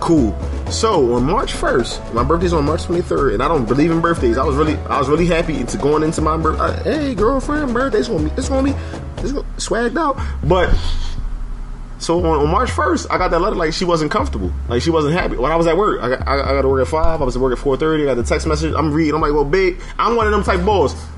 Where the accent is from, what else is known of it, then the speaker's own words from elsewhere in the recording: Philadelphia, Pennsylvania, United States; growing up in Philadelphia.